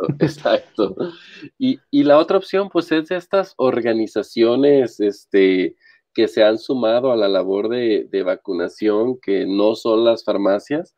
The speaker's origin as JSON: {"language": "Spanish", "country": "Mexico", "said": "como muchos mexicanos"}